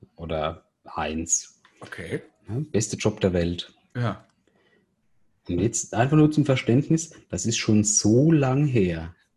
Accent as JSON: {"language": "German", "country": "Germany", "said": "bei uns ist ja halt so in Deutschland"}